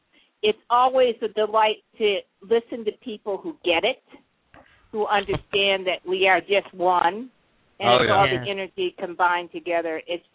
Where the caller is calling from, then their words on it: Minnesota, United States; Yeah, Minnesota.